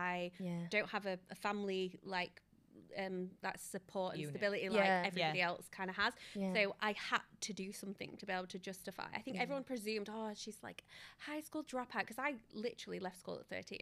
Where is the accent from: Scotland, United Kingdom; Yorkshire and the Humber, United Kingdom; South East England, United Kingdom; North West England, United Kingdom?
Yorkshire and the Humber, United Kingdom; I'm from Yorkshire